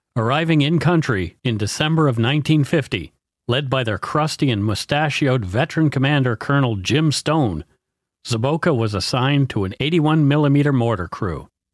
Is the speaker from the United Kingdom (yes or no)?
no; Canada; We are ordinary Canadian schmucks